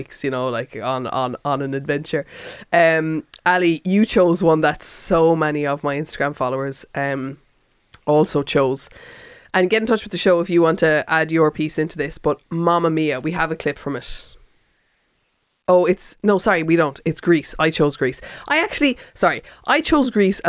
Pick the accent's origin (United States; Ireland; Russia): Ireland; as an Irish person